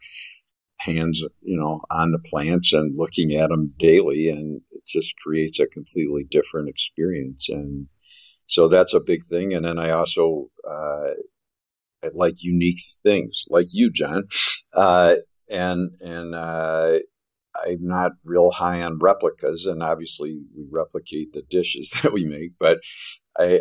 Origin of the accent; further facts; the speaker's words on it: Chicago, Illinois, United States; moved away as an adult; now in Ann Arbor, United States; I grew up in Chicago